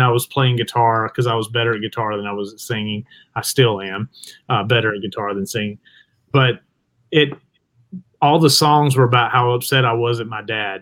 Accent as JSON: {"language": "English", "town": "Jasper", "region": "Alabama", "country": "United States", "tie": "born or raised there", "said": "I'm from Jasper, Alabama"}